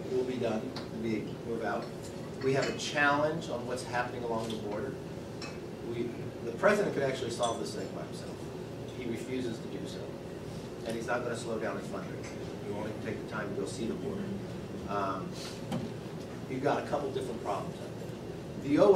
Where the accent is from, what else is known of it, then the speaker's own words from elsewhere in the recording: California, United States; When I came from California to Congress